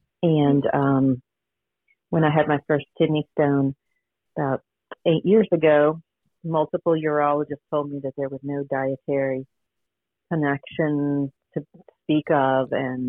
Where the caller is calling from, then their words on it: Richmond, Virginia, United States; I'm calling from Richmond, Virginia.